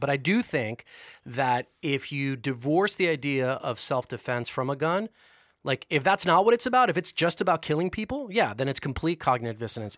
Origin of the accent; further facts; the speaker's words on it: United States; being an American